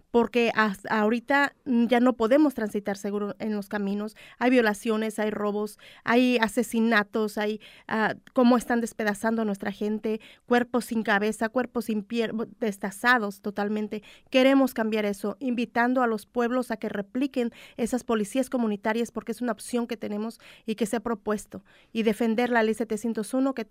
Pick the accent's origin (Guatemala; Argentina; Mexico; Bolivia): Mexico; México es hermoso, me encanta México, orgullosamente de, mi, de mis raíces, de mi tierra